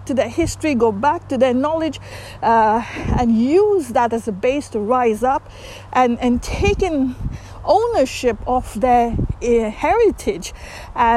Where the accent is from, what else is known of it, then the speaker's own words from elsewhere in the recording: India; moved away; I'm from India.